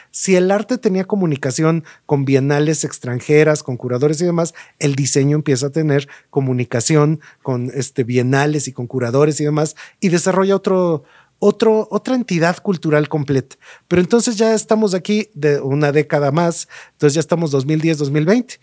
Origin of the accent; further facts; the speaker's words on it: Mexico City, Mexico; yo crecí en la Ciudad de México